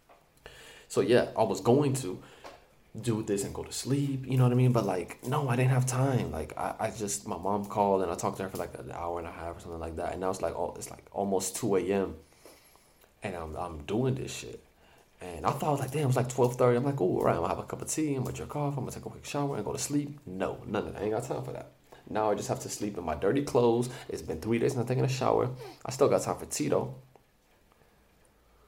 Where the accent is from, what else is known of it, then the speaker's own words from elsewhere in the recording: Palestine; first language English; I'm from Palestine